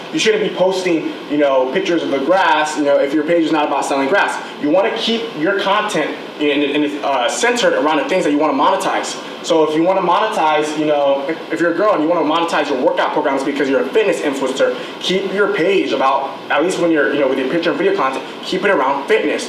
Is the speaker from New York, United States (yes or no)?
no; Irvine, California, United States; I'm from Irvine